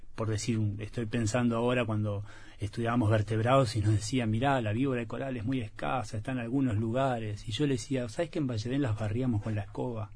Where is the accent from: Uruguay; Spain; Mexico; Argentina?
Uruguay; Valle Edén, Tacuarembó; tenía los recuerdos de mi infancia en Valledén, en Agua Dulce